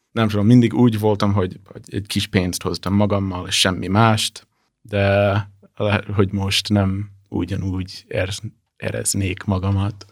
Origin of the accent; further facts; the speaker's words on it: Washington, District of Columbia, United States; Hungarian is a second language; moved away as an adult; also born or lived in Brazil; now in Budapest, Hungary; Amerikai vagyok, és a Washington DC-ből jöttem, hát nagyjából.